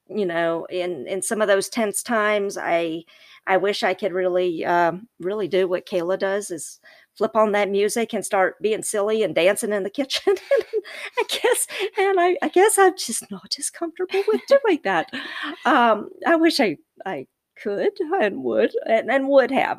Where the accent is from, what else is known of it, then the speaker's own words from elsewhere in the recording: the South, United States; I'm from the South and I, I'm not gonna talk slow like my people from the South, I talk fast